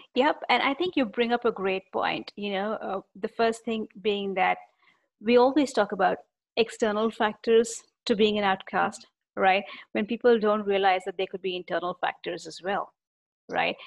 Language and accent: English; India; being an Indian